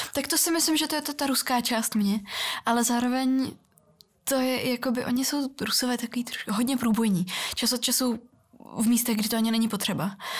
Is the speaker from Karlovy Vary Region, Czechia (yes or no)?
yes; Karlovy Vary, Karlovy Vary Region, Czechia; Czech is a second language; also born or lived in Russia (Far East); já jsem vyrůstala v Karlových Varech